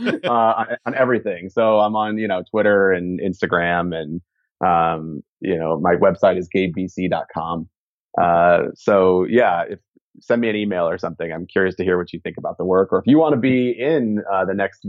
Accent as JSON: {"language": "English", "region": "Southern California", "country": "United States", "tie": "born or raised there", "said": "I grew up in Southern California"}